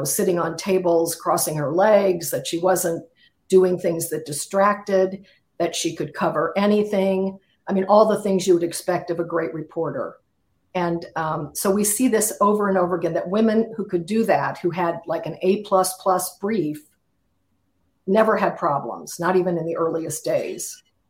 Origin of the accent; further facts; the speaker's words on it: Kansas City, Missouri, United States; moved away; I come from Kansas City, so, you know, it's an area of the world I know.